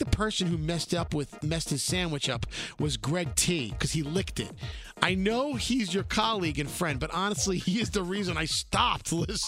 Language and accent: English; New Jersey, United States; I'm from Jersey, and I have a favor to ask of you two.